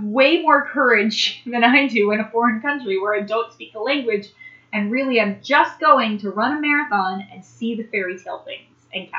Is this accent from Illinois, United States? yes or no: yes; Macomb, Illinois, United States; I'm from Macomb. Don't, it's cool, Western Central Illinois. I still love you.